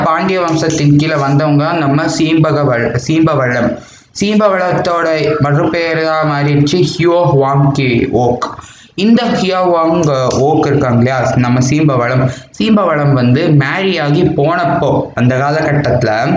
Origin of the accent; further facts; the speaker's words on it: India; நான் ஒரு இந்தியன்